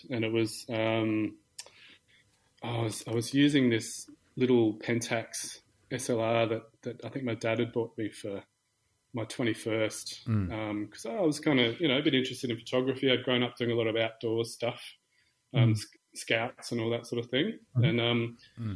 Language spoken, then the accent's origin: English; Sydney, New South Wales, Australia; moved away as an adult; now in South Australia, Australia; I grew up in Sydney